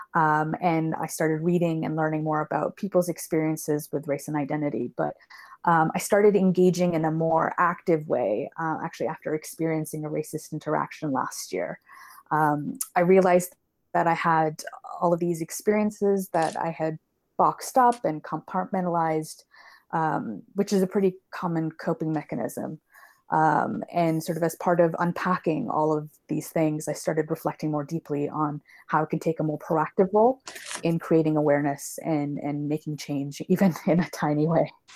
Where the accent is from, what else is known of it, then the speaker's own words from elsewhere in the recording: Canada; now in London, United Kingdom; I grew up in Canada, which is why I don't have a British accent, uh, and I currently live here now